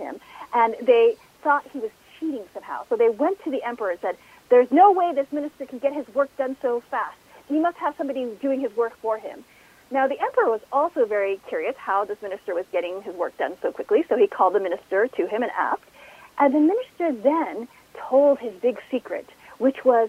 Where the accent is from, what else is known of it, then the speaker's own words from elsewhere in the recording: United States; I was born here in the United States.